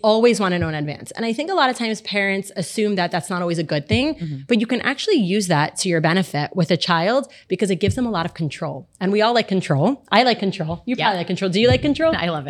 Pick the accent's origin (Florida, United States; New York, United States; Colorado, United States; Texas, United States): Florida, United States; Miami; I'm also born and raised here, born and bred